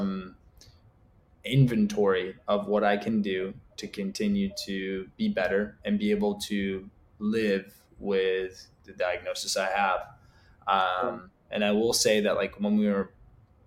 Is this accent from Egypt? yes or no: yes; Egypt; now in United States; I'm from Egypt